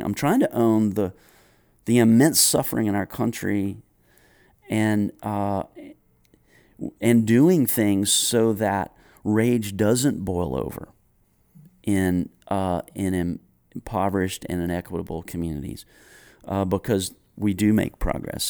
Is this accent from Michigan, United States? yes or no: no; Greensboro, North Carolina, United States; I grew up in Greensboro, North Carolina